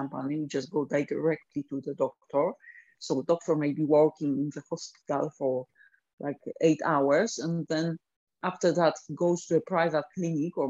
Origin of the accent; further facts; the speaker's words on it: Poland; now in United Kingdom; I'm originally from Poland